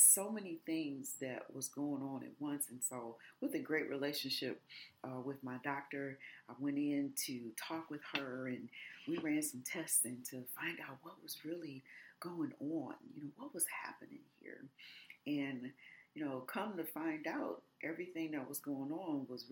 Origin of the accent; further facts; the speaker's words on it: Detroit, Michigan, United States; also born or lived in Los Angeles; I grew up really from age 8 all the way through adulthood in the city of Detroit